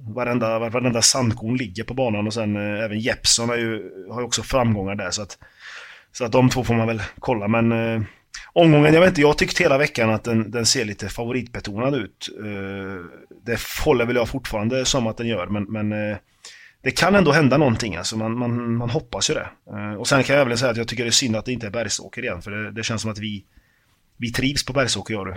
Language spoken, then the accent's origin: Swedish; Karlstad, Värmland, Sweden; moved away; Jag är från, från Karlstad, jag är uppväxt där